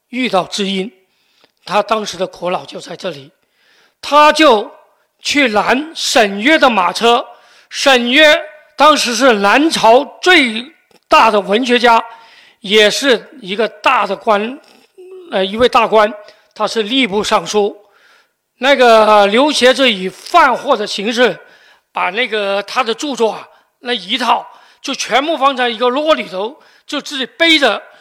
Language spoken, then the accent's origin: Chinese; Guangzhou, Guangdong, China; 我们广州人